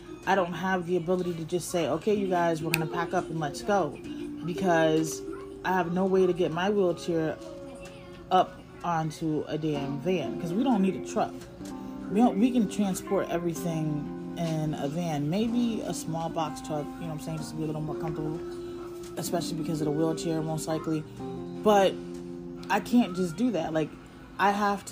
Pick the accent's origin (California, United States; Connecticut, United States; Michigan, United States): Connecticut, United States; moved away as an adult; my license says I'm from Connecticut